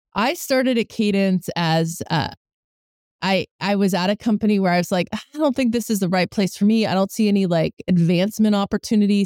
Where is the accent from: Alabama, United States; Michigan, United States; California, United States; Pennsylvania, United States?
California, United States; Bay Area; also born or lived in New Jersey; I grew up here